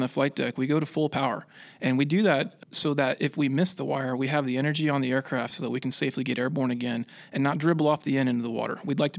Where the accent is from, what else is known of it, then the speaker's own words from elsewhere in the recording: Pensacola, Florida, United States; Florida, not far from Pensacola, actually. Played a lot of sports in high school, kind of figured that growing up around Pensacola and being able to see all the airplanes flying around there made it look like a pretty cool job